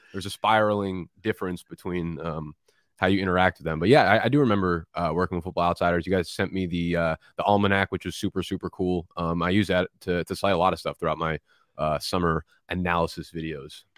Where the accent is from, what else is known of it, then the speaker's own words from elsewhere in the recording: New Jersey, United States; also born or lived in Brooklyn, New York; now in Manhattan, United States; I was born in Brooklyn, and when I, and I grew up in Jersey, and when I moved back from Jersey into New York, it was back into Brooklyn.